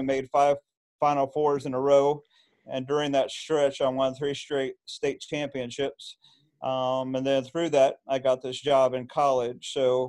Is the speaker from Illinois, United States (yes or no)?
yes; small town in Illinois near Terre Haute, Illinois-Indiana border, United States; I lived in a small town in Illinois, but it was right by Terre Haute, Indiana. So I grew up on the Illinois-Indiana border.